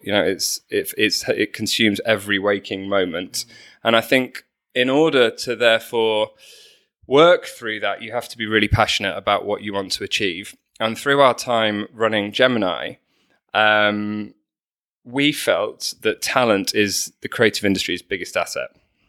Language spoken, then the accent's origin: English; Manchester, North West England, United Kingdom; So I'm actually a northerner, despite my accent. {S3} I know. Newcastle. {S2} So I grew up in Manchester